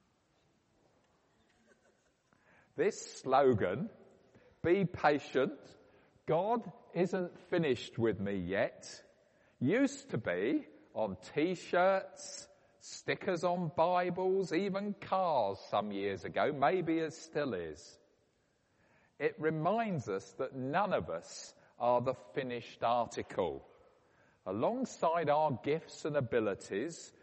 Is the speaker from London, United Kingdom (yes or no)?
no; Woking, South East England, United Kingdom; my hometown of Woking